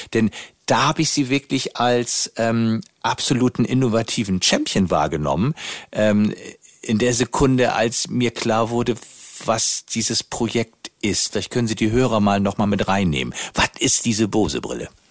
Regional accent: Northern Germany, Germany; sind wir als Norddeutscher immer nach äh, Österreich gefahren

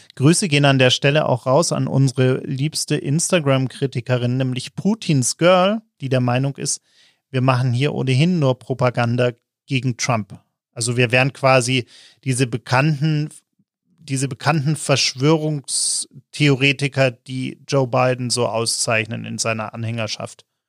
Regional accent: Germany; als Deutsche

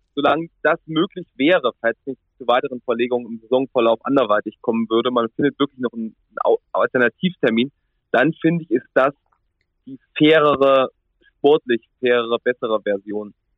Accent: Central Germany, Germany; moved away; Ich komme ja ursprünglich ganz aus der Mitte Deutschlands

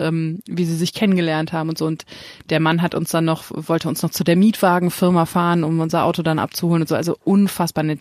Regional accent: Germany; als Deutscher

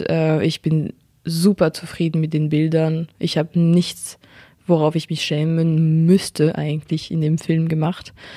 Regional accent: France; accent: French; German is a second language; meinen französischen Akzent

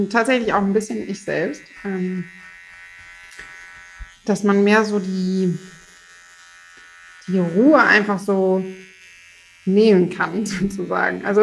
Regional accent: Rhineland, Germany; ich komme ja auch aus dem Rheinland.

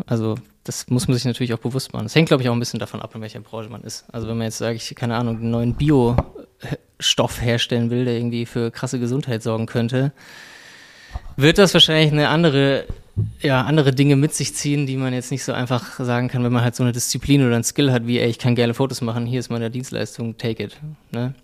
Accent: Frankfurt, Hesse, Germany; ich bin in Frankfurt groß geworden

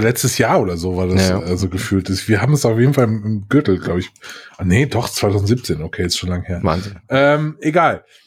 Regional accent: Mainz, Rhineland-Palatinate, Germany; moved away; meine alte Heimat, um die Ecke Mainz

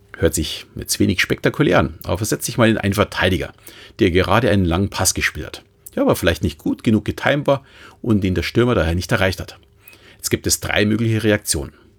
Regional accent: Munich, Bavaria, Germany; als Münchner

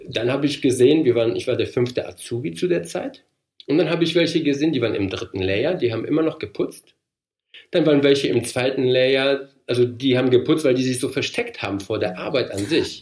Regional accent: North Rhine-Westphalia, Germany; moved away as an adult; also born or lived in Poland / Heilbronn / Frankfurt; now in Darmstadt, Germany; Ich bin ja gebürtig aus Polen. Wir sind mit sechs bin ich nach Deutschland gekommen, also nicht alleine natürlich, mit meinen Eltern, mit meiner Schwester und äh, waren dann in Nordrhein-Westfalen 13 Jahre lang

